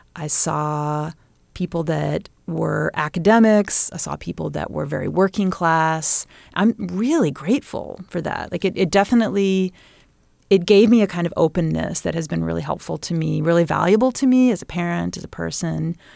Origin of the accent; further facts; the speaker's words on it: Bloomington, Indiana, United States; growing up in Bloomington, in that time period